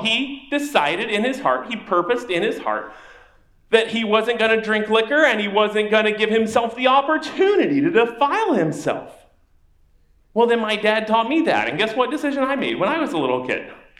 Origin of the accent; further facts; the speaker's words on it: South Louisiana, United States; I was raised in South Louisiana.